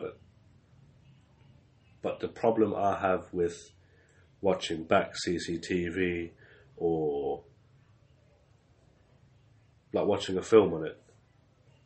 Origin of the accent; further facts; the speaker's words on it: South Africa; I was born in South Africa